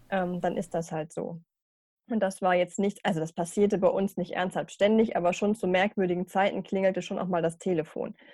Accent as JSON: {"language": "German", "town": "Burgdorf", "region": "Lower Saxony", "country": "Germany", "tie": "born or raised there", "said": "genau, komme eigentlich aus Burgdorf, das liegt mhm. so zwischen Hannover und Celle. Habe einen eineinhalb Jahre jüngeren Bruder noch. Genau, da einfach groß geworden, Abi gemacht"}